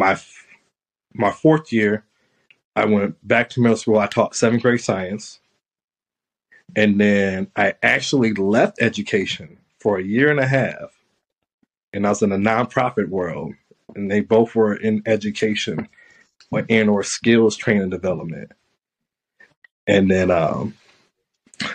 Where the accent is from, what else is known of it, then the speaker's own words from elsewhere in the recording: South Bend, Indiana, United States; I'm from South Bend, Indiana